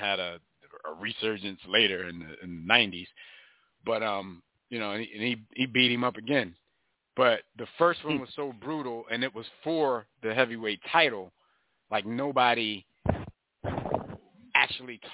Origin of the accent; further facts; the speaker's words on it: Philadelphia, Pennsylvania, United States; We from Philly